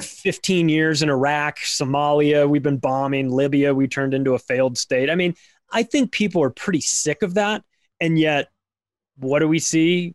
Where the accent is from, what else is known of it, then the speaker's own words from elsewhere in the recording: United States; I'm an American who lives in America, has lived here my whole life